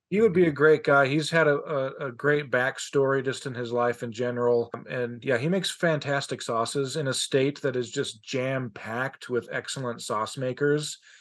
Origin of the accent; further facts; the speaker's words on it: Colorado, United States; now in Utah, United States; I'm from Colorado